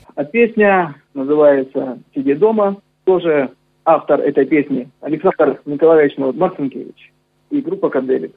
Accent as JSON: {"language": "Russian", "town": "Novocherkassk", "region": "Rostov Oblast", "country": "Russia", "tie": "born or raised there"}